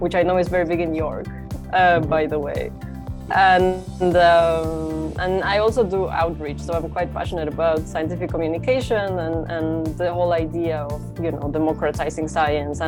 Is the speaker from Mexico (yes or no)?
yes; Mexico; also born or lived in France / Portugal / United Kingdom; now in Chicago, United States; I'm from Mexico, and I'm currently working in Chicago at Northwestern University